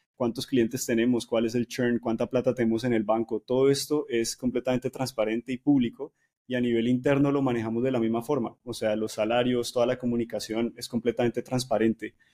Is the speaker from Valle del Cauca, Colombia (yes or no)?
yes; Cali, Valle del Cauca, Colombia; moved away; soy caleño